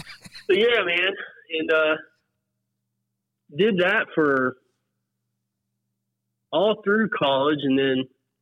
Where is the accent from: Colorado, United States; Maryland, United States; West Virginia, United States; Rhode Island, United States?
West Virginia, United States; Summersville; I grew up in Summersville, home of the Gauley, in home of Gauley Fest.